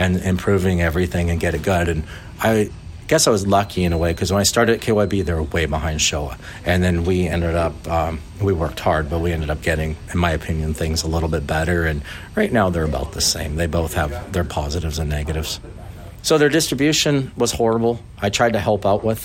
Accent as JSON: {"language": "English", "region": "Saskatchewan", "country": "Canada", "accent": "Canadian", "moved": "as an adult", "lives_now": "Lake Elsinore, United States", "said": "Canada originally"}